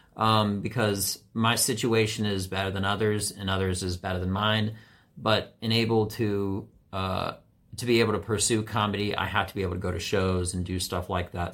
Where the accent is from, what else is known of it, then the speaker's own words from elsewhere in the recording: Washington, District of Columbia, United States; a white guy who primarily had only black friends, always, uh, from D C.